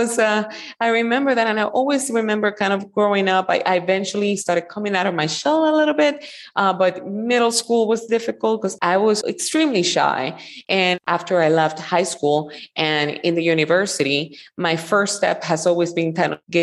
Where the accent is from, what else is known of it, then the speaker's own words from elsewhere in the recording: Puerto Rico; moved away as an adult; also born or lived in Florida; I'm from Puerto Rico and I was born and raised there